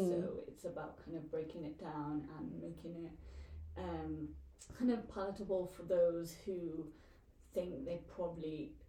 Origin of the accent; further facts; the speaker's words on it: Wales, United Kingdom; I am a Welsh textile designer